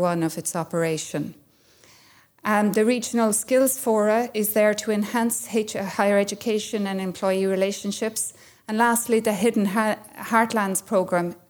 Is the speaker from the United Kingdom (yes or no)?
no; Ireland; I'm from Kerry, so we have something like this near my house.